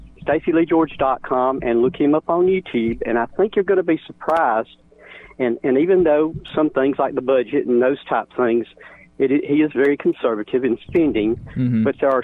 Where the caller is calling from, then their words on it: Eva, Alabama, United States; I'm calling from the Eva, Alabama area.